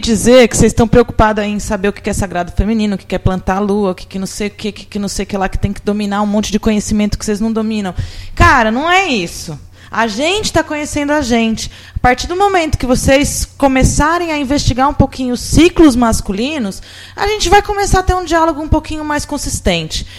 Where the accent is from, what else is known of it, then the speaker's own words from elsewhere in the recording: São Carlos, São Paulo, Brazil; moved away; eu estou voltando visitar a minha terra